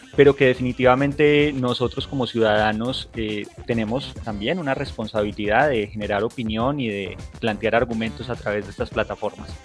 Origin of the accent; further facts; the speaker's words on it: Colombia; nosotros como colombianos